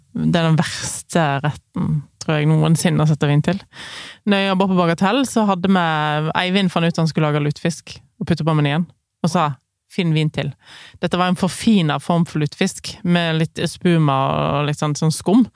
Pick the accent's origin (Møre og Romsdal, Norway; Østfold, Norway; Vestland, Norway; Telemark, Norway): Vestland, Norway; Voss; Der jeg vokste opp, på Voss